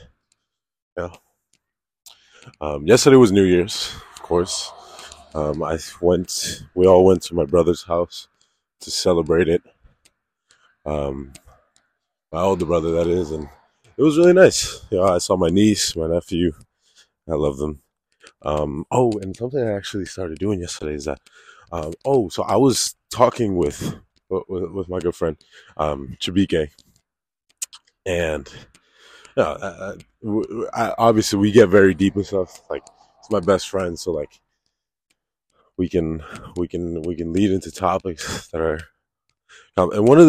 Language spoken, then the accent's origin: English; Connecticut, United States; now in South Florida, United States; I grew up in Connecticut